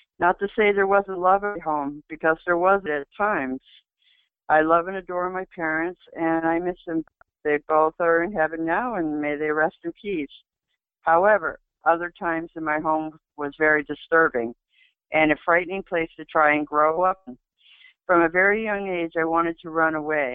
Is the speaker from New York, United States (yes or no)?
yes; Adirondack Mountains, New York, United States; I was born and raised in the Adirondack Mountains